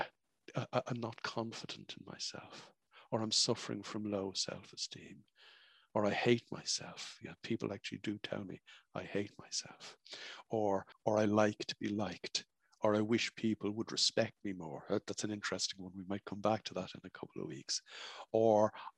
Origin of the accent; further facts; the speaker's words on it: Ireland; I was growing up in Ireland in the 1960s